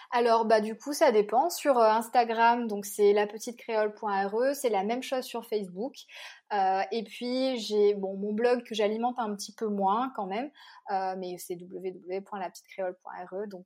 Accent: Bras-Panon, Réunion, France; Bah, en fait, moi, j'avoue, j'ai grandi à Brapanon

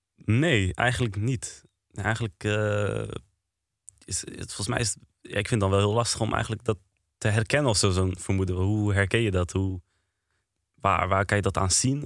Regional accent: Apeldoorn, Gelderland, Netherlands; Ik kom uit Apeldoorn

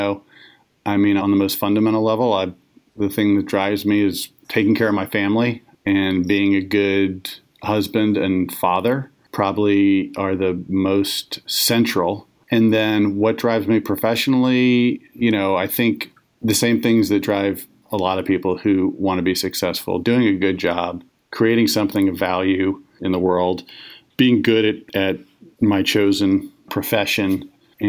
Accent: Arlington, Virginia, United States; moved away as an adult; also born or lived in Washington, D.C. / Texas; I grew up mostly in Arlington, Virginia

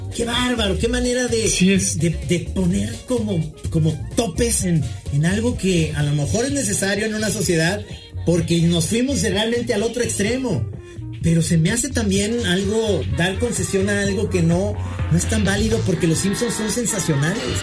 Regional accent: Mexico

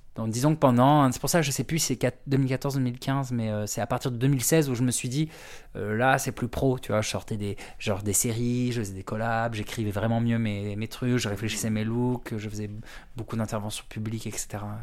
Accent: Brittany, France; now in Paris, France; je suis breton

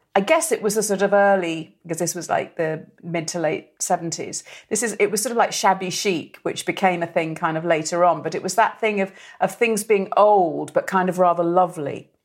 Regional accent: Merseyside, North West England, United Kingdom; we're all from Merseyside.

